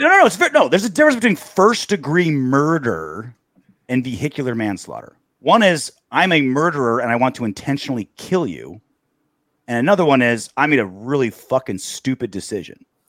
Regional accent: Long Beach, California, United States; I grew up in Long Beach and Huntington Beach my entire life. I'm a California guy

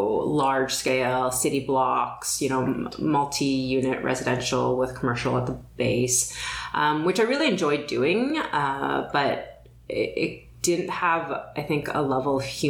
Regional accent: Toronto, Ontario, Canada; also born or lived in London, England / Montreal; But moved here when I was a kid

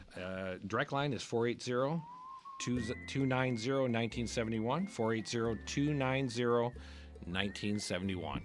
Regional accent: Midwest, United States; now in Arizona, United States; I grew up in the Midwest

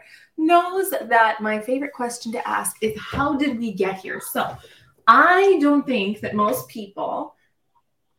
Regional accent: Boston, Massachusetts, United States; I grew up in Boston, and so I lived really close to the MFA

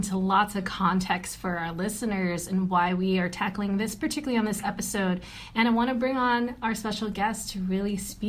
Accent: United States; I lived on my own because I'm American and I wouldn't understand.

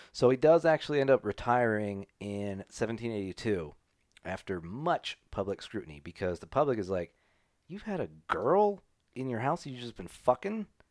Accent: United States; I'm an American

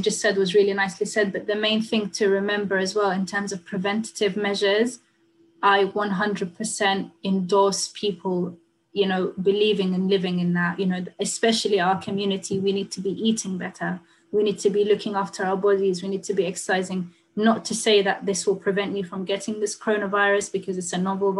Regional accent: Sudan; also born or lived in United Kingdom; now in United States; I had to leave my home country of Sudan

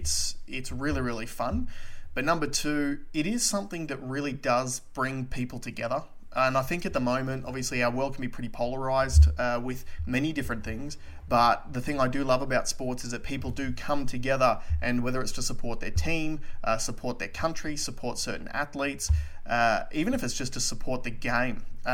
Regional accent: Australia; obviously the biggest thing as far as Australian sports goes was our performance at Wimbledon.

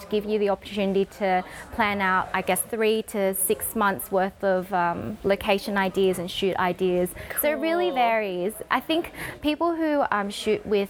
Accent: Australia; accent: Australian; my Australian accent

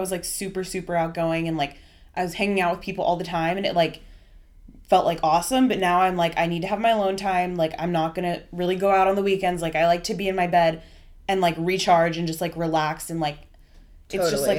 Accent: Southern California, United States; moved away as an adult; also born or lived in Colorado; I'm from Southern California. I was born and raised here. I left and went to school in Colorado, and now I'm back here in Southern California.

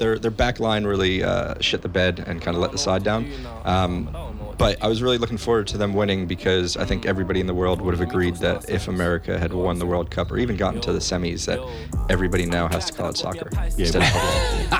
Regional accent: New Jersey, United States; moved away; I grew up in Dirty Jersey, so that's New Jersey

